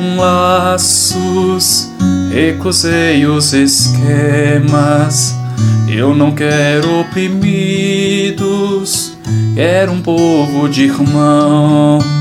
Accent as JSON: {"language": "Portuguese", "town": "Valinhos", "region": "São Paulo", "country": "Brazil", "tie": "born or raised there", "moved": "as an adult", "lives_now": "Petrópolis, Brazil", "said": "Sou natural de Valinhos, uma cidade próxima a Campinas, interior do estado de São Paulo"}